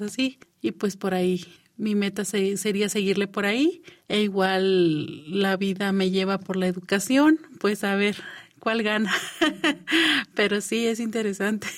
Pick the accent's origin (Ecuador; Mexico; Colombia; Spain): Mexico; Baja California; nos adecuamos a las leyes mexicanas porque estamos en México, pero dentro de nuestro pueblo somos una nación